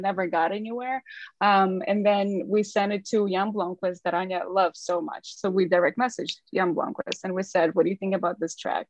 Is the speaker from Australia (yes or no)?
no; Ukraine; English is a second language; moved away as an adult; now in London, United Kingdom; we are from Ukraine, like you pointed. So we moved here about like eight years ago